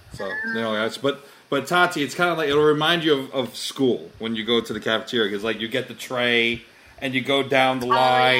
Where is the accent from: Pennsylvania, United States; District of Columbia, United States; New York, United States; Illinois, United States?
New York, United States; I'm from New York.